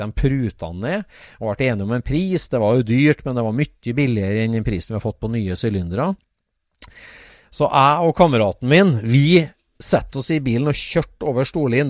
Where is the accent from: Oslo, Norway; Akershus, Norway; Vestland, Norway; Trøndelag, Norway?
Trøndelag, Norway; accent: Trøndersk; Jeg er jo innfødt, så jeg snakka jo trøndersk